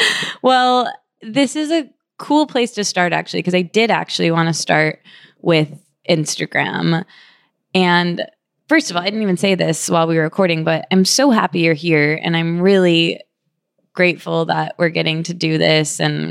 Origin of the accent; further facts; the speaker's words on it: Michigan, United States; When I came to New York from Michigan, I ended up just taking over this room